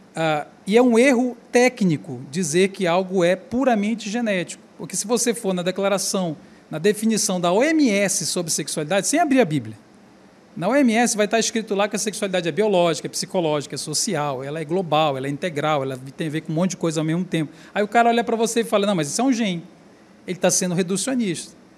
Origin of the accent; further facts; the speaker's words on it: Belém, Pará, Brazil; eu sou do Pará, eu sou de Belém do Pará